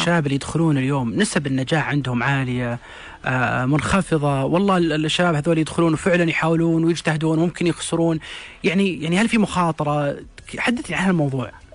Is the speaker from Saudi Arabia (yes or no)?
yes; Saudi Arabia; عندنا في السعوديه